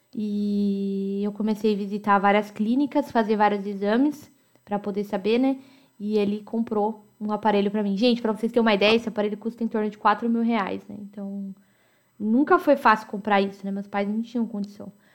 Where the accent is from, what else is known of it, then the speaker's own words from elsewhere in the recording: Americana, São Paulo, Brazil; Eu nasci em Americana, São Paulo